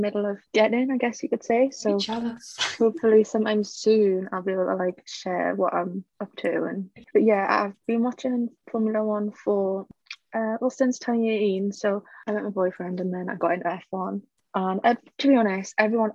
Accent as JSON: {"language": "English", "region": "England", "country": "United Kingdom", "said": "we're both from England"}